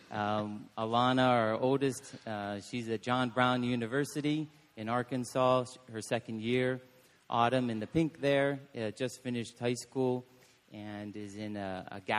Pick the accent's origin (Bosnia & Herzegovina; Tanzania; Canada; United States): Tanzania; born there; Lori was born in the Congo in Africa, and I was born in Tanzania.